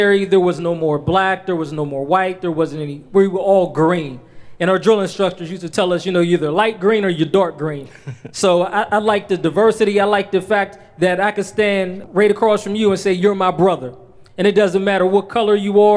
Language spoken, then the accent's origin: English; Penn Hills, Pennsylvania, United States; also born or lived in Swissvale, Pennsylvania; I grew up between Swissville and Penn Hills, back and forth every day.